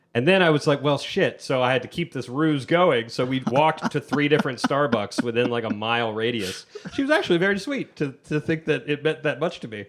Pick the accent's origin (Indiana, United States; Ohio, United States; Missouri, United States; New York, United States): Ohio, United States; moved away; I'm from Ohio